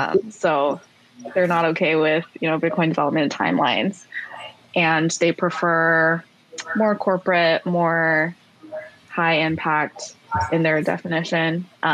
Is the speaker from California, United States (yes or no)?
yes; the Bay Area, California, United States; I'm from the Bay Area. I went to Berkeley.